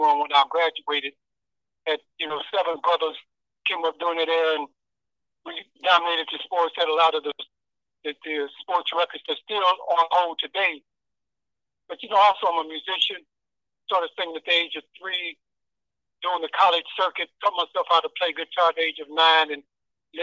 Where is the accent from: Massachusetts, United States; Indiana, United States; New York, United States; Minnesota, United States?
Indiana, United States; Terre Haute; I'm from Terre Haute, Indiana